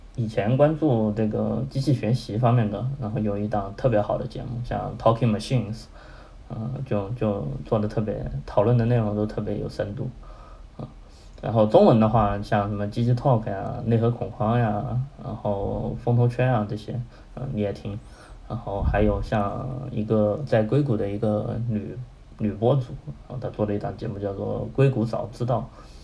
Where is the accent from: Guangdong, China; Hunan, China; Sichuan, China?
Hunan, China; moved away as an adult; also born or lived in Chengdu; 我当时是从成都回我老家湖南